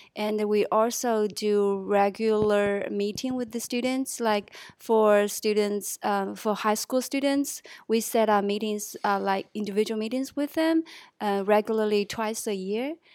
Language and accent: English; Chongqing, China; moved away as an adult; now in Shenzhen, China; I'm from Chongqing, China